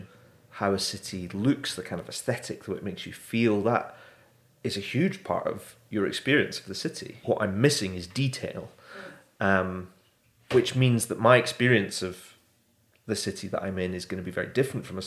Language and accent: English; Edinburgh, Scotland, United Kingdom; moved away as an adult; also born or lived in Brighton; now in Bristol, United Kingdom; I'm from Edinburgh originally